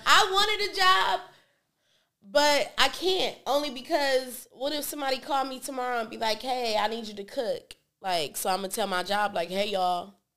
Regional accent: Hawthorne, California, United States; I grew up in Hawthorne, but my daddy and my mama they from the East Side

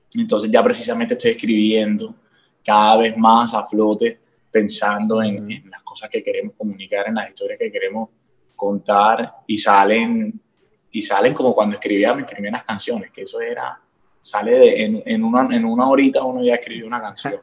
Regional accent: Cartagena, Bolívar, Colombia; Yo soy un pelado de Cartagena que empezó a escribir canciones desde los 14 años

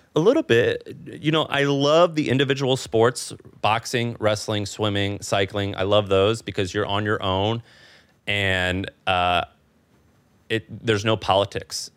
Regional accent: Missouri, United States; moved away as an adult; also born or lived in San Francisco / New York; now in Austin, United States; I'm from Missouri. My wife's from New York

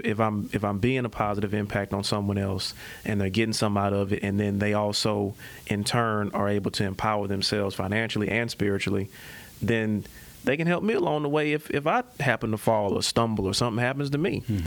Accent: Memphis, Tennessee, United States; born there; Well, I wasn't born here. I was born in Memphis, Tennessee.

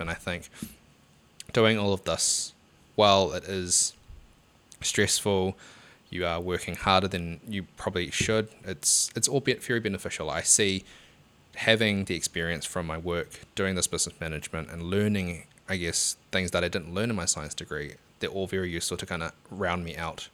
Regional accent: Hamilton, Waikato, New Zealand; I, I'm from Hamilton as well

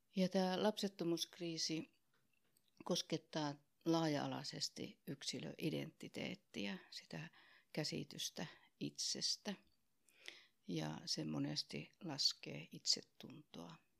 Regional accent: Oulu, North Ostrobothnia, Finland; accent: Oulu dialect; moved away as an adult; also born or lived in Tampere; now in Helsinki, Finland; niin kuin murteesta kuulun, niin mä oon lähtöisin sieltä Oulusta.

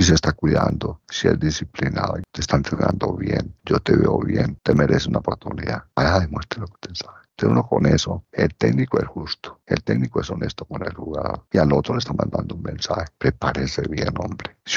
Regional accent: Colombia; nos vamos a sentir orgullosos como colombianos con la presencia de estos grupos folclóricos

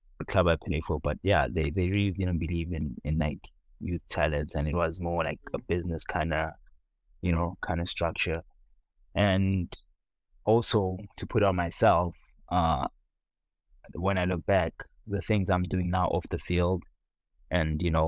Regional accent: Soweto, Gauteng, South Africa; moved away as an adult; also born or lived in Lansing, United States; now in San Diego, United States; born and raised in South Africa, Soweto

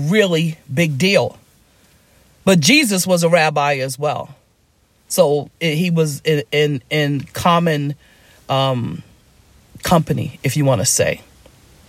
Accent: New York City, New York, United States; I grew up in Harlem in a poor neighborhood

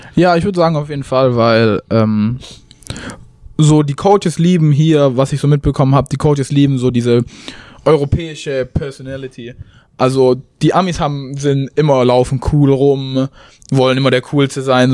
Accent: Tübingen, Baden-Württemberg, Germany; moved away as an adult; also born or lived in Chicago area, United States; now in Romeoville, United States; ich komme aus Tübingen

